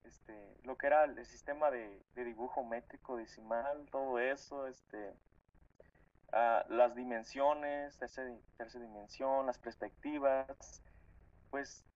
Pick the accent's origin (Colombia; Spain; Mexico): Mexico; State of Mexico; yo siempre digo que soy del municipio del estado, digo, del estado de México, del municipio de Lubianos. Pues este, es un pueblito de aquí